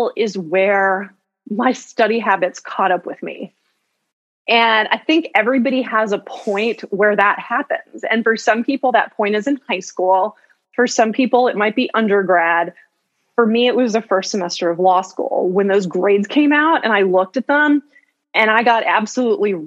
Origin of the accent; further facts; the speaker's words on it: Chapel Hill, North Carolina, United States; also born or lived in Greensboro, North Carolina; I am from Chapel Hill, North Carolina, originally, and I work as a criminal defense attorney in Greensboro, North Carolina right now